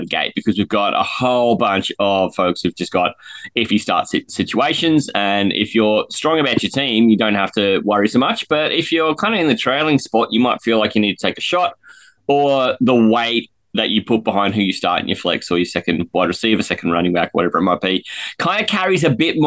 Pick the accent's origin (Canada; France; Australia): Australia; we're Aussie